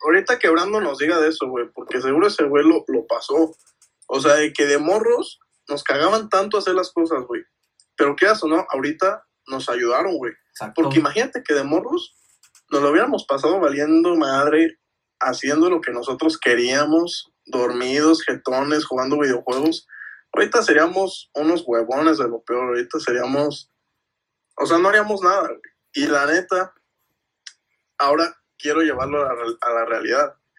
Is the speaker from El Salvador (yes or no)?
no; Mexico; somos mexicanos